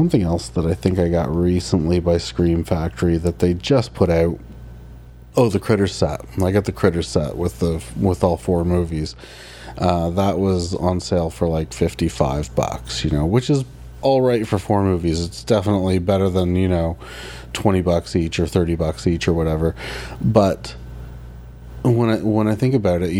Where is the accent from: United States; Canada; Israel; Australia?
Canada